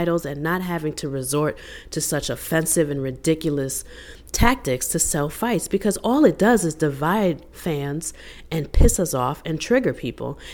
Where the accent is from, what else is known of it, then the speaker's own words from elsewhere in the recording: New York, United States; I'm from New York.